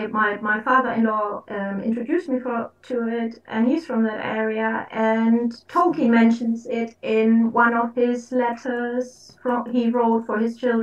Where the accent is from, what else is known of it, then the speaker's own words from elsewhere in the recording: Hamburg, Germany; now in Surrey, United Kingdom; Yes, I'm in Surrey, but I'm originally from Northern Germany.